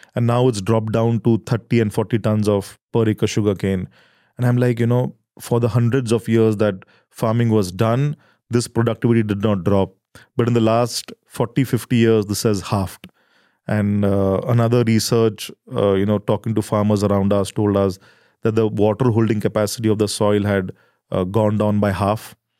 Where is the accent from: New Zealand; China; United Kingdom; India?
India; we are farmers from India. And, uh, we come from a small village in the heartland of rural India